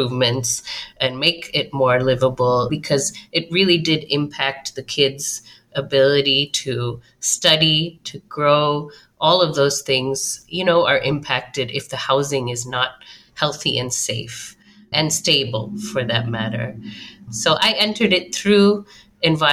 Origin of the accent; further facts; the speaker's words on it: Chicago, Illinois, United States; I grew up in the Chicago metro area